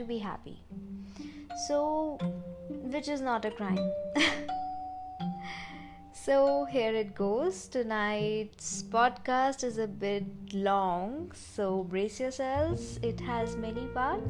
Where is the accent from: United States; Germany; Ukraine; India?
India; being Indian, where our parents make most choices for us